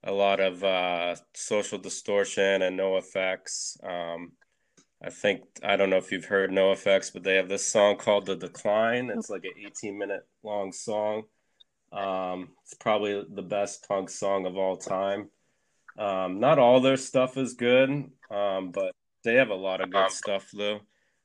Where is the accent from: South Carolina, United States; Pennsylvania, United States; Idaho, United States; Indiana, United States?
Pennsylvania, United States; moved away; I'm from Pennsylvania originally